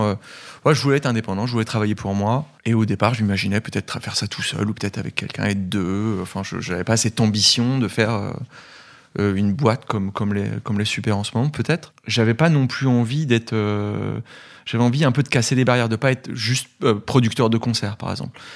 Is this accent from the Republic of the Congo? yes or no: no; Gevrey-Chambertin, Bourgogne-Franche-Comté, France; moved away; also born or lived in Dijon; Je viens de Dijon, je suis bourguignon, de Gevrey-Chambertin même, donc à une dizaine de kilomètres de Dijon.